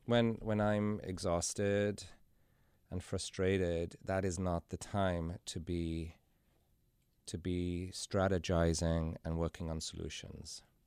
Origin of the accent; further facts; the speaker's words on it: Carmarthen, Wales, United Kingdom; moved away as an adult; now in Cincinnati, United States; I was born and raised in Wales in a little town called Carmarthen.